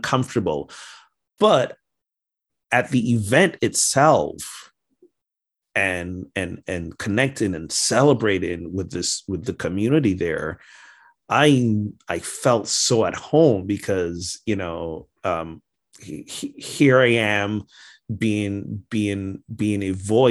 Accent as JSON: {"language": "English", "country": "Barbados", "tie": "born or raised there", "moved": "as an adult", "lives_now": "United States", "said": "I returned to my home country of Barbados"}